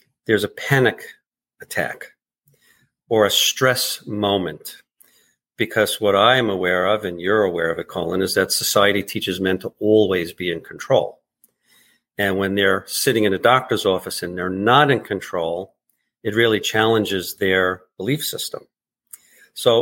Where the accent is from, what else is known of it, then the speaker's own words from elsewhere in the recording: New York City, New York, United States; now in Long Beach, New York, United States; we were both from Brooklyn